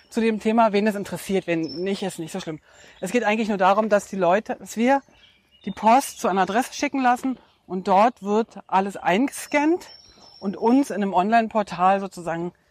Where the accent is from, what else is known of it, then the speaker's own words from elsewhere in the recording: Brandenburg, Germany; Und dieses Zuhause ist äh, tatsächlich da, wo ich herkomme, ähm, im Brandenburger Land bei Berlin.